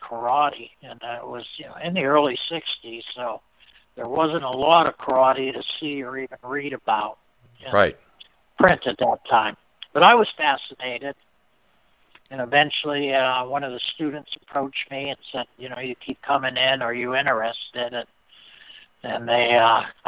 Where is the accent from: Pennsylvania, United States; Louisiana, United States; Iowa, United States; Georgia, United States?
Pennsylvania, United States; Erie; my hometown, Erie, Pennsylvania